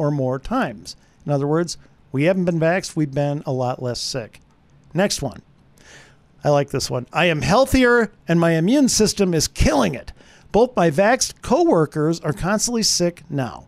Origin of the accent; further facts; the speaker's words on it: Wisconsin, United States; I'm from Wisconsin